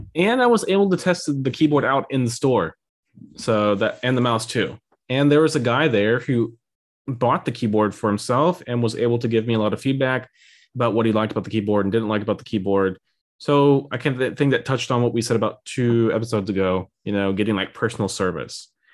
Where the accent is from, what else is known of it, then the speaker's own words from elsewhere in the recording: near Saint Louis, Illinois, United States; moved away; in my hometown, so near Saint Louis and in Illinois